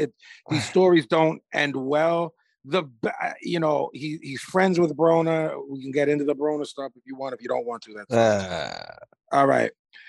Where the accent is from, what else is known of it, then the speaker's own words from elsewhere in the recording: Jamaica; Well, I'm Jamaican. We smoke bud, which I like.